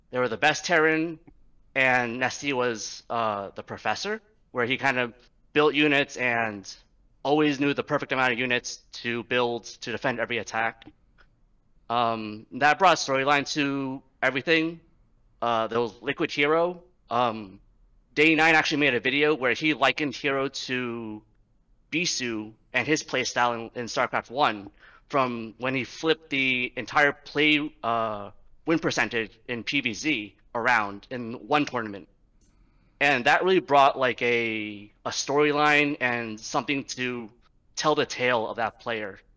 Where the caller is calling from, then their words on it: New York City, New York, United States; Uh, New York City.